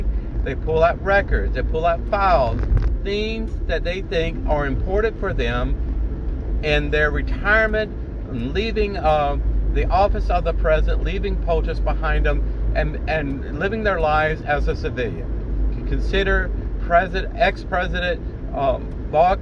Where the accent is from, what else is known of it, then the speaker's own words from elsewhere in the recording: United States; an American citizen, a Gulf War protected veteran who served my country with patriotism for 20 years